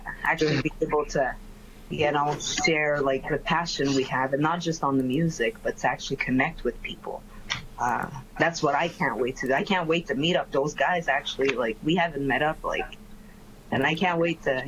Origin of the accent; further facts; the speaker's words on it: Canada; I'm French Canadian